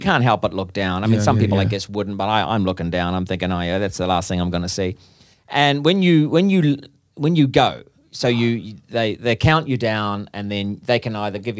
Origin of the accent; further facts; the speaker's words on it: New Zealand; because I'm from New Zealand, that enjoys the risk-taking sort of adventure.